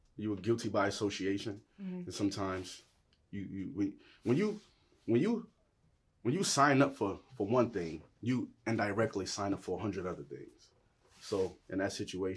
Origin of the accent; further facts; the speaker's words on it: Buffalo, New York, United States; To spend 20 years of that in the streets on the east side of Buffalo